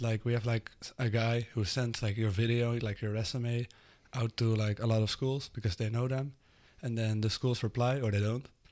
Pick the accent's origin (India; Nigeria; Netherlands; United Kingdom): Netherlands; English is a second language; moved away as an adult; now in United States; I'm from the Netherlands and I'm twenty-one right now